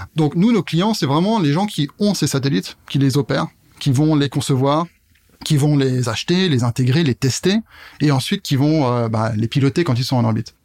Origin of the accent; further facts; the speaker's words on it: Burgundy, Bourgogne-Franche-Comté, France; moved away as an adult; also born or lived in Paris / Germany; now in Strasbourg, France; je suis pas né ici, euh, tout en Bourgogne à la base